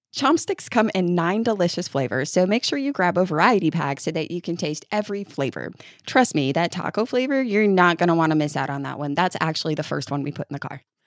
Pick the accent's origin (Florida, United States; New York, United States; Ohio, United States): New York, United States; now in Kentucky, United States; I'm from New York